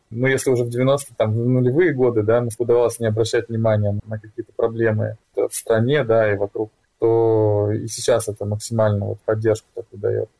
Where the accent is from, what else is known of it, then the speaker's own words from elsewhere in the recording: Vladivostok, Primorsky Krai, Russia; в то время, когда я там рос, это 90-е годы, начало нулевых, тогда в России